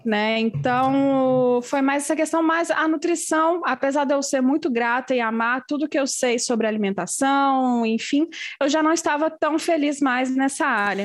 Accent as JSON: {"language": "Portuguese", "town": "Belo Horizonte", "region": "Minas Gerais", "country": "Brazil", "moved": "as an adult", "lives_now": "France", "said": "eu sou de Belo Horizonte"}